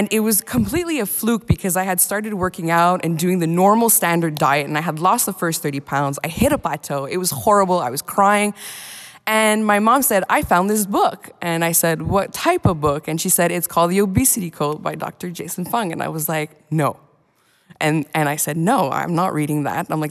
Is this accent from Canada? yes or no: yes; Montreal, Quebec, Canada; I'm from Montreal, Canada